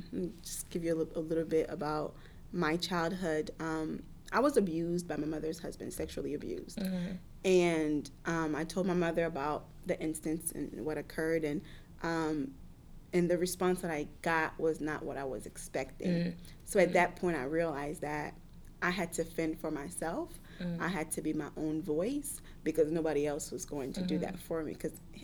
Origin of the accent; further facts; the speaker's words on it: United States; So I had that mindset very early on, and growing up in America, I didn't have I didn't have the easiest childhood.